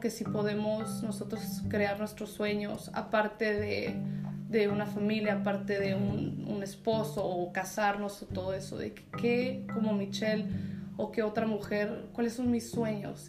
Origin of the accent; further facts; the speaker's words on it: Tijuana, Baja California, Mexico; now in Ensenada, Mexico; Nací en Tijuana, me crié ahí este, a los 18. Me fui a California a 7 años